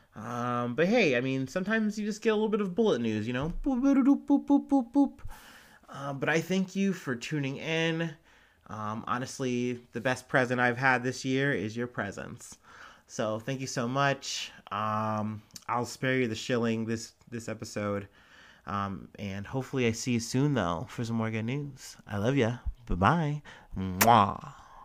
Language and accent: English; Cincinnati, Ohio, United States; I'm from Cincinnati